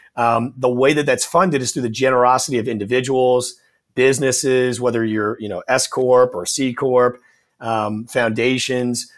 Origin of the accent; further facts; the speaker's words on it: New Orleans, Louisiana, United States; I'm born and raised in New Orleans